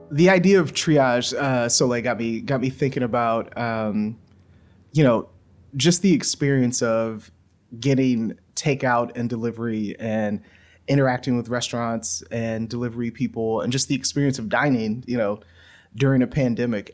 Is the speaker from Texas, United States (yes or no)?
no; Louisiana, United States; moved away; I grew up in Louisiana